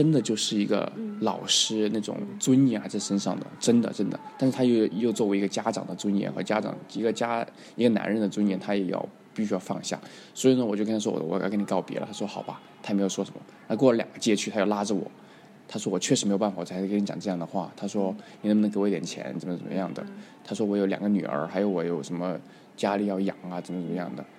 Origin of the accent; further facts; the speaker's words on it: Mongolia; I'm a Mongolian，I'm from Mongolia